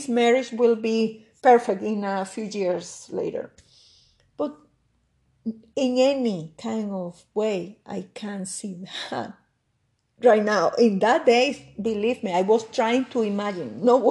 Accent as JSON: {"language": "English", "country": "Venezuela", "second_language": "English", "moved": "as an adult", "lives_now": "Canada", "said": "I was living in Venezuela in that moment."}